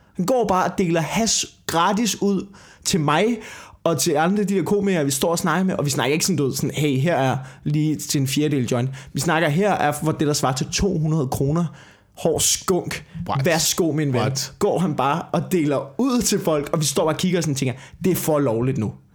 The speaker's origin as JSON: {"language": "Danish", "country": "Denmark", "said": "vi er komikere fra Danmark"}